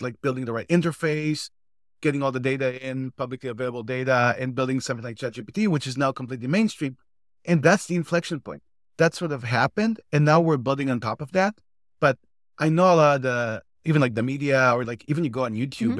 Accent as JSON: {"language": "English", "country": "Israel", "moved": "as an adult", "lives_now": "United States", "said": "I'm originally from Israel, moved to the States 14 years ago."}